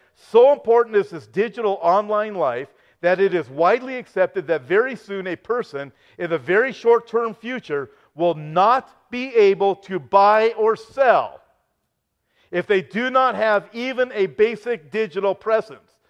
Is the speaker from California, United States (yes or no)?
yes; California, United States; I'm from California